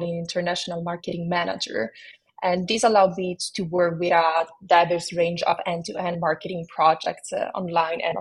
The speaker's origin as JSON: {"language": "English", "town": "Rome", "region": "Lazio", "country": "Italy", "tie": "born or raised there", "accent": "Italian", "moved": "yes", "said": "you might detect a hint of an Italian accent in my voice. That's because I hail from Rome, Italy, where I spent my early years."}